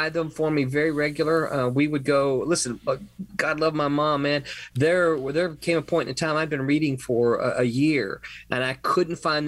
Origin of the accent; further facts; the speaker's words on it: Mississippi, United States; now in Florida, United States; I'm from Mississippi.